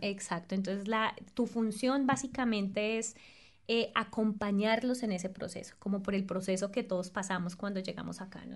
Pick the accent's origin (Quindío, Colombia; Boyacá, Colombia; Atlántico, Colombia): Boyacá, Colombia; Sogamoso; moved away as an adult; la región de donde vengo, Boyacá, es particularmente conocida por su agricultura